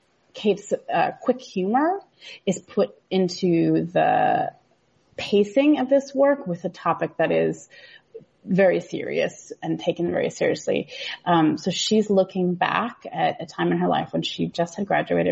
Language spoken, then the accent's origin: English; Seattle, Washington, United States; I'm from Seattle